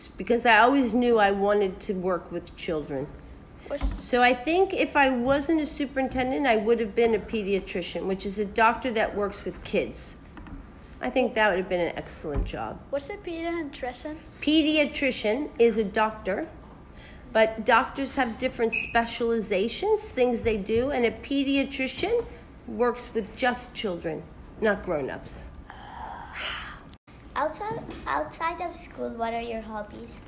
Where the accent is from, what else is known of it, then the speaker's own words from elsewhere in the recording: Philadelphia, Pennsylvania, United States; also born or lived in California; now in Dubai, United Arab Emirates; I was born and raised in Philadelphia, so another part of the United States, but on the East Coast